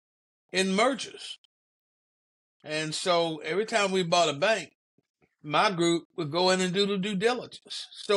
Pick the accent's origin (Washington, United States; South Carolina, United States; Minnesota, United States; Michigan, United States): South Carolina, United States; Spartanburg; also born or lived in Columbia, South Carolina; I was from Spartanburg, South Carolina